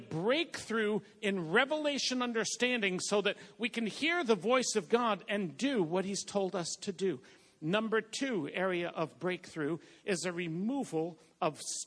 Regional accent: Boston, Massachusetts, United States; I'm from Boston

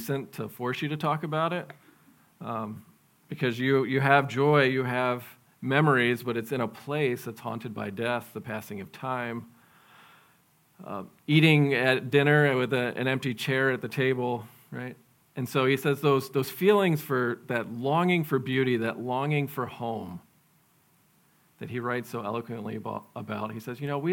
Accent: New York, United States; moved away; I'm from New York

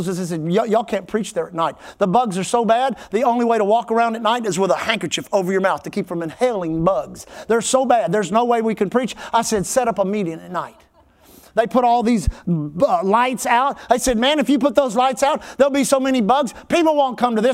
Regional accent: Texas, United States; We always say Texas. We never say America

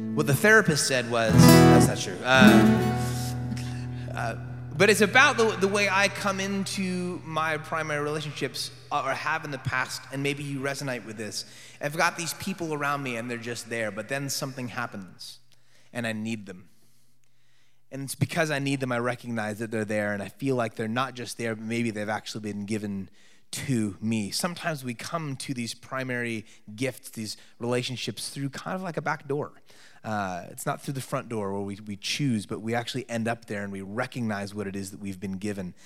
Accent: Oakland, California, United States; born and raised in Oakland, California

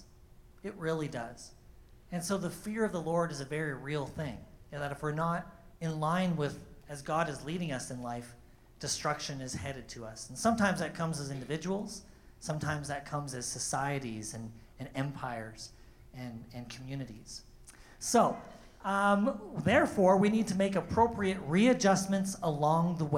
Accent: Thunder Bay, Ontario, Canada; moved away; my hometown of Thunder Bay

